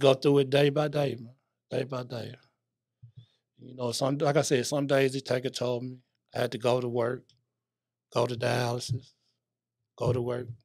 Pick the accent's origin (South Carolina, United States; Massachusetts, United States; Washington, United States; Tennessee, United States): Tennessee, United States; Memphis; also born or lived in Greenville, Illinois; I was born in White Haven, right there on Sullivan Street, right there in the middle of White Haven